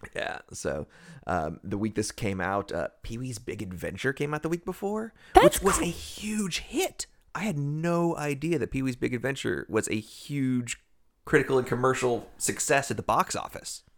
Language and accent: English; Erie, Pennsylvania, United States; I'm from Erie, PA